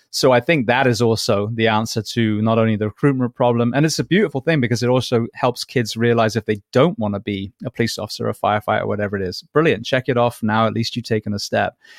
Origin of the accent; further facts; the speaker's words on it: England, United Kingdom; also born or lived in Japan / Orlando; now in Florida, United States; being English